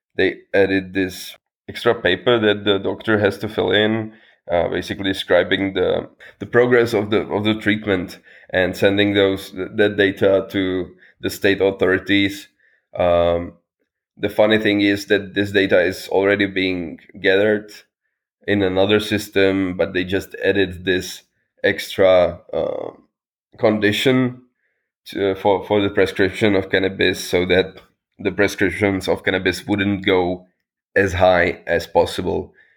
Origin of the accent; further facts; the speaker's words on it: Czechia; I am from the Czech Republic, and I am a member of parliament for the Power Party.